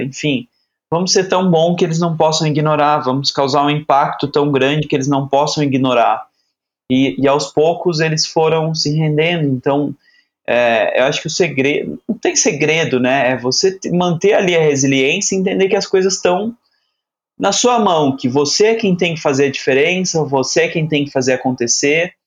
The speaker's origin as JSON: {"language": "Portuguese", "town": "Aparecida", "region": "São Paulo", "country": "Brazil", "tie": "born or raised there", "said": "eu sou nascido numa cidade pequena no interior de São Paulo, Aparecida"}